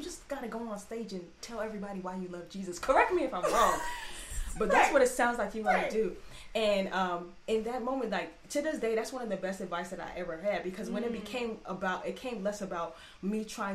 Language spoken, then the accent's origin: English; Nigeria; I'm Nigerian